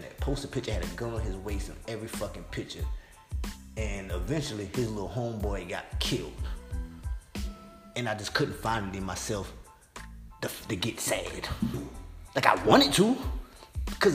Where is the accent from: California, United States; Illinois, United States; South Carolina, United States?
South Carolina, United States; I'm from South Carolina